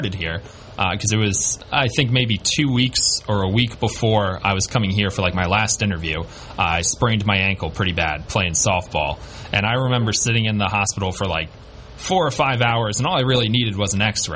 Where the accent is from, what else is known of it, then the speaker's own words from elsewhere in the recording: George Santos's district, New York, United States; now in Binghamton, United States; George Santos. Ironically, he actually represents my hometown